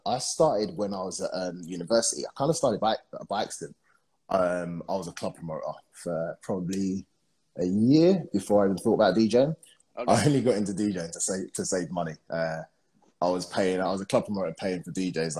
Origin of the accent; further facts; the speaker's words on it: London, United Kingdom; moved away as an adult; now in Dubai, United Arab Emirates; I'm from London